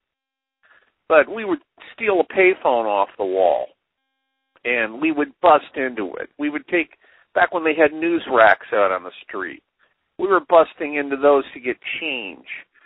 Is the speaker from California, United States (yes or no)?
yes; Los Angeles, California, United States; I grew up in L.A.